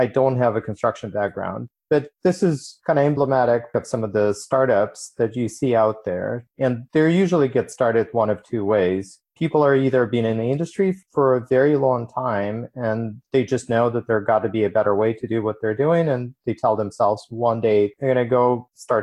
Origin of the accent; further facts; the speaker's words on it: Ukraine; moved away as an adult; now in United States; I immigrated from Ukraine when I was 18, came to the United States with an electrical engineering degree